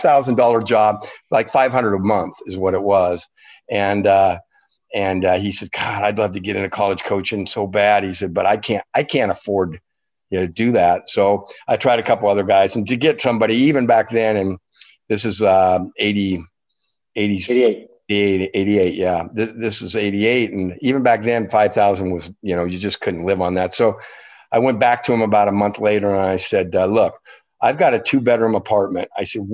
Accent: Spokane, Washington, United States; I was born in Spokane. I had all four grandparents alive at the time that lived in Spokane

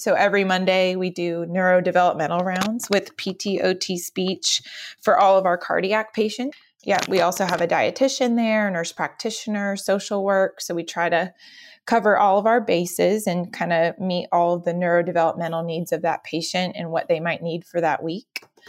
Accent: Cary, North Carolina, United States; So I am originally from the Raleigh area. Cary, North Carolina is my hometown

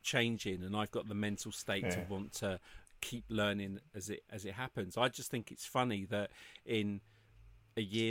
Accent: United Kingdom; moved away; I'm British.

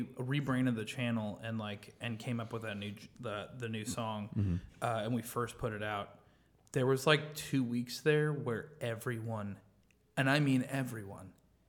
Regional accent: Missouri, United States; I'm the one from Missouri. I'm the hometown, like white bread boy here.

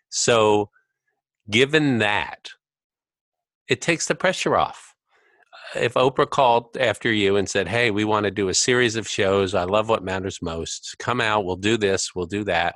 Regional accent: United States; I grew up in America

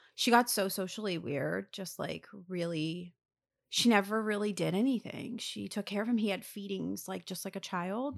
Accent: Lower Gwynedd, Pennsylvania, United States; moved away as an adult; now in New Jersey, United States; I was from Lower Greenwich

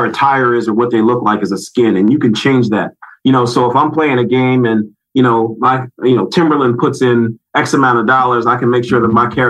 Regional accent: Philadelphia, Pennsylvania, United States; Well, it's crazy. So I'm from Philadelphia.

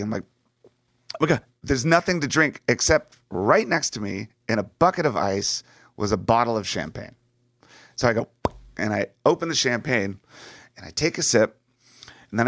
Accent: D.C., Virginia, United States; moved away as an adult; also born or lived in Los Angeles; where I grew up in Virginia, just outside of Washington, D.C.

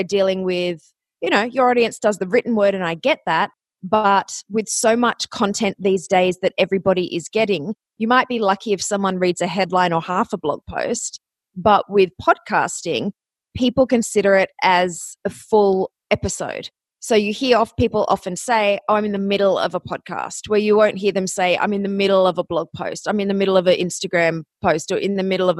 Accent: Australia; moved away as an adult; also born or lived in Athens, Ohio, United States; you might notice my accent. I am from Australia, but I went to college in Ohio.

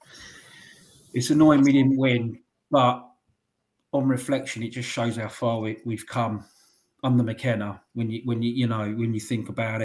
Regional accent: London, United Kingdom; I'm from North London

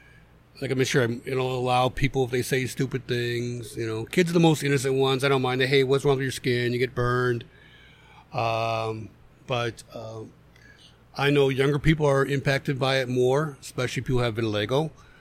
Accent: Ellsworth, Maine, United States; born there; also born or lived in Pennsylvania; now in Griffith, United States; And I was born in Ellsworth, which is a couple of towns over from that. So that's how I ended up in Maine.

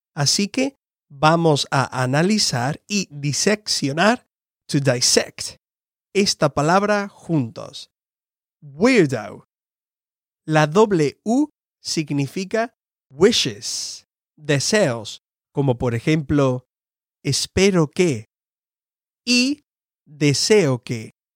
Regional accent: Andalusia, Spain; moved away as an adult; now in United States; original de España, del sur, una región que se llama Andalucía

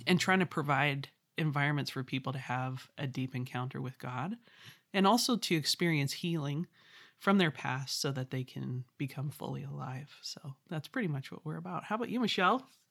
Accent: Vancouver, British Columbia, Canada; I'm from Vancouver, British Columbia. So I'm Canadian, a proud Canadian.

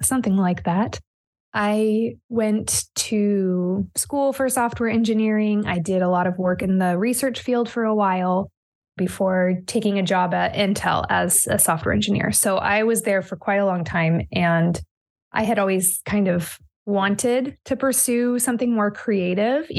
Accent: Oregon, United States; also born or lived in California; I was born and raised in Oregon, and I have basically spent my whole life here

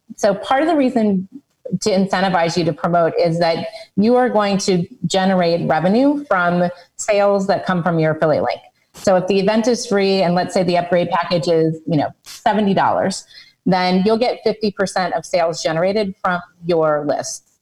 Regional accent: United States; I'm American, so I say niche

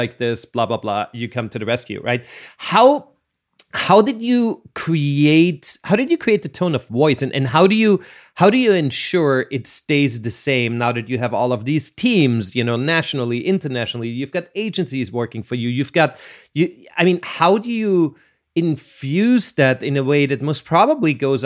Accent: Austria; I'm from Austria

